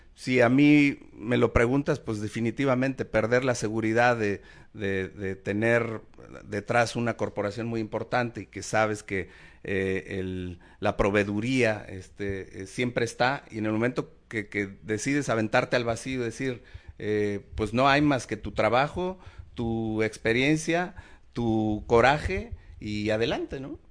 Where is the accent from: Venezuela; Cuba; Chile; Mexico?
Mexico; somos mexicanos